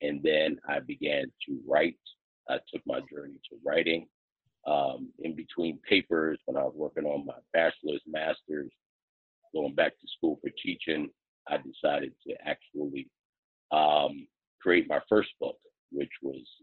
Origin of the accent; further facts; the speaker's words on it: East Orange, New Jersey, United States; I grew up in East Orange